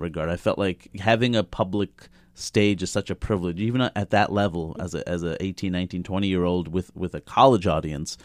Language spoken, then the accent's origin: English; New York City, New York, United States; I grew up in Queens, New York